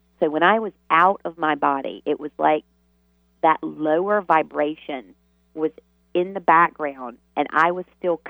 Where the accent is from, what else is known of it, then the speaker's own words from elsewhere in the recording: the South, United States; you can imagine growing up in the South in the Bible Belt